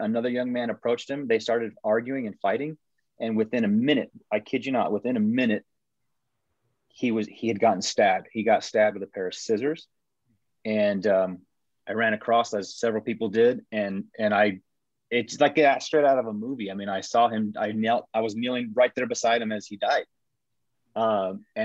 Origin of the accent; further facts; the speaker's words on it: Taos, New Mexico, United States; moved away; also born or lived in Memphis, Tennessee; growing up in Taos, New Mexico